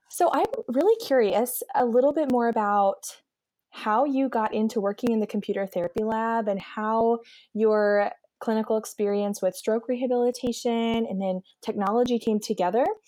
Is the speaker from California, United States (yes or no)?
no; Eastern Pennsylvania, United States; also born or lived in Baltimore, Maryland; now in Midwest, United States; I'm from Eastern Pennsylvania